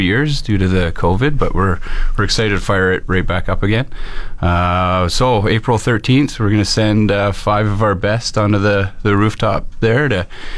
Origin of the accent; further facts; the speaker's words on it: Qualicum Beach, British Columbia, Canada; moved away as an adult; now in Fort McMurray, Canada; I'm originally from Vancouver Island, grew up in Qualicum Beach.